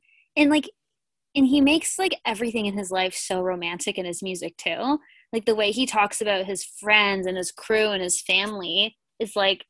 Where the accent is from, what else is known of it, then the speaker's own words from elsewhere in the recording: Ontario, Canada; also born or lived in Toronto; Well, as you know, I am a Canadian from Ontario, and I lived in Toronto for a long time, which is obviously where Drake's from.